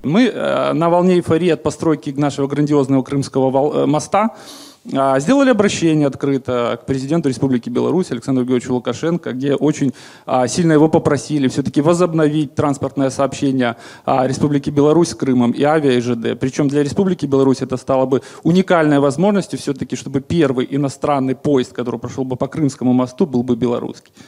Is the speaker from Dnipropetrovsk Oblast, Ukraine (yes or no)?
no; Crimea, Ukraine; мы, белорусы, четвертый по величине этнос